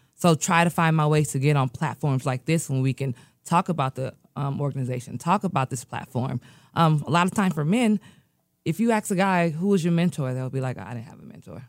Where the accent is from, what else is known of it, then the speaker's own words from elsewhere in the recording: United States; also born or lived in Nigeria; I was born in America